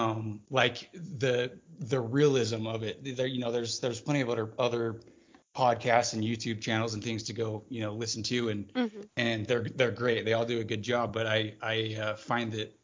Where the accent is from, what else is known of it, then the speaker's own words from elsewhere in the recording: Utah, United States; born and raised, grew up in Utah